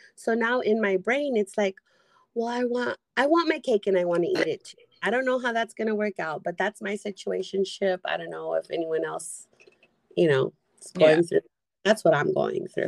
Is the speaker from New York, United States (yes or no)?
no; San Diego, California, United States; I'm from San Diego.